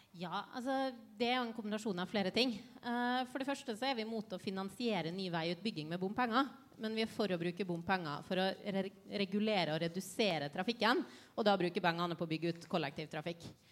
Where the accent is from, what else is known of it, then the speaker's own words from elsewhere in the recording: Ålesund, Møre og Romsdal, Norway; moved away; Jeg har vokst opp med, med, hvordan et kjøpesenter har ødelagt en by. Eh, for jeg kommer fra Ålesund.